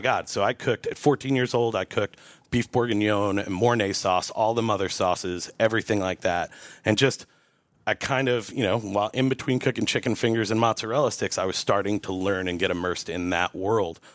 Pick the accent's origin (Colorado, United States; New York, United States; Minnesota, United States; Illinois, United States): New York, United States; Montgomery; moved away as an adult; now in Asheville, United States; in my hometown there, uh, which is Montgomery, New York, about an hour north of New York City